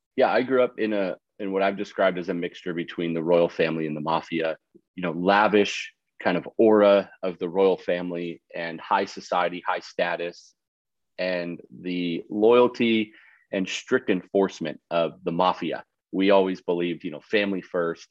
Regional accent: Canada; moved away; also born or lived in Dallas, Texas; And I grew up in Canada

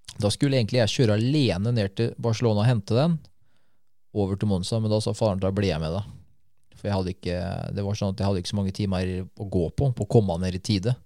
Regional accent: Norway; Jeg er fra Norge

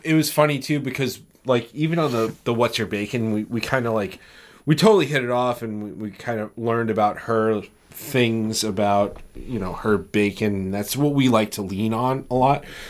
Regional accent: New York, United States; we're we're from New York. We're here in New York

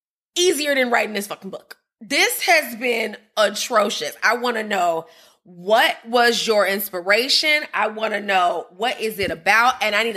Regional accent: Chicago, Illinois, United States; my hometown.

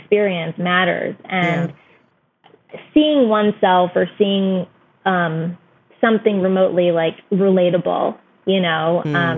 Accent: United States; my parents came from India in 1969. I was born and raised here, but I've spent every year of my life in India for 3 to 4 months. And, but at the same way, like we were raised in America

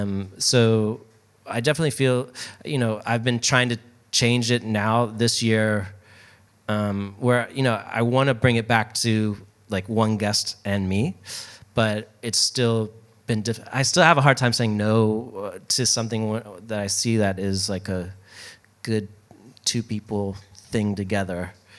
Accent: Baltimore, Maryland, United States; moved away; also born or lived in New York; I'm from Baltimore originally. So when I moved to New York

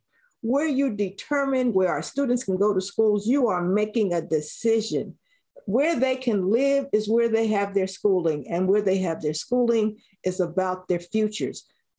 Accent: Philadelphia, Pennsylvania, United States; I'm not mad about growing up in West Philadelphia. I love living in West Philadelphia.

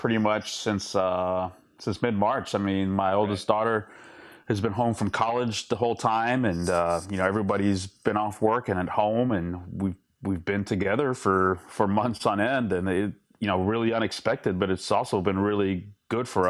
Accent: Pasadena, Texas, United States; also born or lived in Houston, Texas; So when we came over to this country, I was really little. We settled in Pasadena

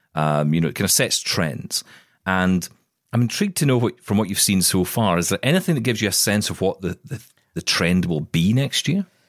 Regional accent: Glasgow, Scotland, United Kingdom; she was coming to Glasgow in Scotland. She was going to come to my hometown

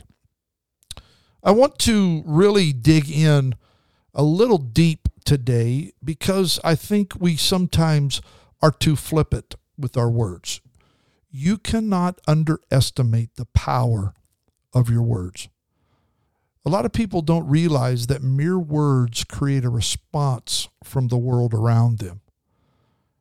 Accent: Idaho, United States; now in California, United States; We grew up in Idaho

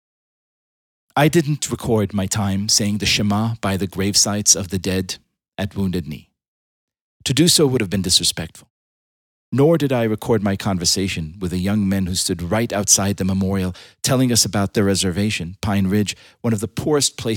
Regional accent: Israel; moved away; I was born in Israel, the indigenous homeland of the Jewish people

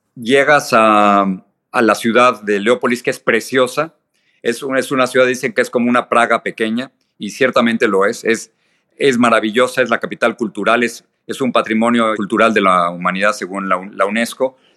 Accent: Mexico City, Mexico; tú y yo somos de la Ciudad de México

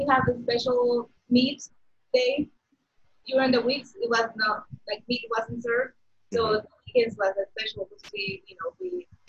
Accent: Mexico; now in United States; I grew up in Mexico, so Mexican food every day.

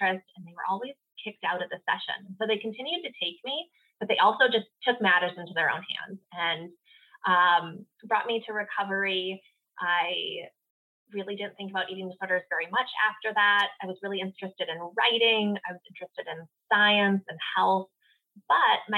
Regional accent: Minnesota, United States; now in Carlsbad, United States; I grew up in Minnesota

